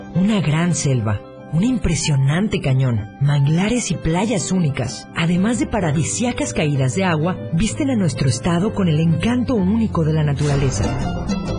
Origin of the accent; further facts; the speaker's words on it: Chiapas, Mexico; como buena chiapaneca